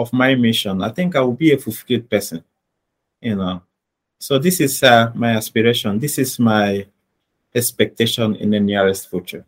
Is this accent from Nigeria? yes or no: yes; Nigeria; born there; Being born in Nigeria, my parents are living here in Nigeria. My siblings are here in Nigeria. The greater part of me, is found here in Nigeria.